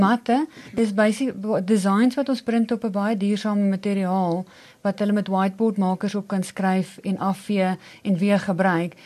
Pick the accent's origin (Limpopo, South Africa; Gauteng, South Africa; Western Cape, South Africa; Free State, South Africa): Gauteng, South Africa; Pretoria; ek is nog my hele lewe Pretoria meisie. Ek is hier gebore en ek het hier groot geword.